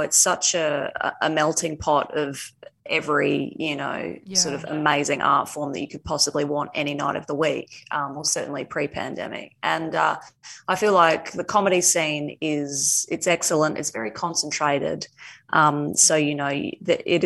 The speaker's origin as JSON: {"language": "English", "region": "regional Western Australia", "country": "Australia", "tie": "born or raised there", "also_born_or_lived": "United Kingdom", "moved": "as an adult", "said": "I moved over to the UK at the age of 18 on a one-way ticket to live an exceptional life, which I did do. I spent 11 years there and loved it, and fled home in a panic at the start of 2020, and thought that maybe I would be hanging out in my hometown in regional WA"}